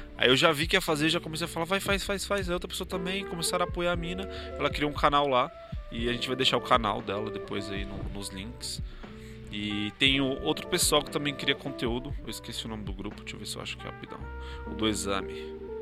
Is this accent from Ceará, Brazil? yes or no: no; São Paulo, Brazil; Eu sou da Zona Sul